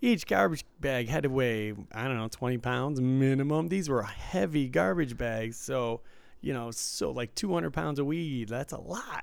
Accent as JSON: {"language": "English", "town": "Detroit", "region": "Michigan", "country": "United States", "tie": "born or raised there", "said": "growing up in Detroit and visiting there, you know, I grew up in the suburbs"}